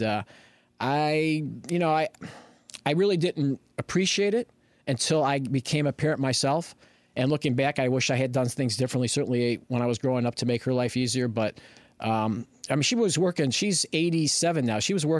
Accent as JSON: {"language": "English", "town": "Berwyn", "region": "Illinois", "country": "United States", "tie": "born or raised there", "also_born_or_lived": "Chicago", "lives_now": "Aurora, United States", "said": "All right, so I was born in Chicago, okay. Grew up in Berwyn. I moved out to Aurora in 1983."}